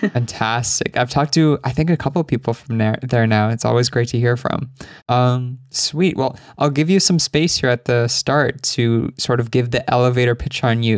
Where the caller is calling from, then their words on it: England, United Kingdom; I'm calling from England